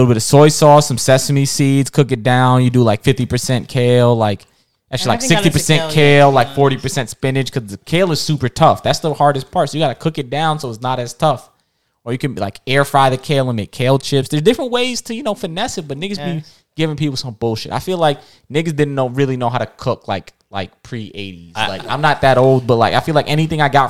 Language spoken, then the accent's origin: English; Jamaica; I'm Jamaican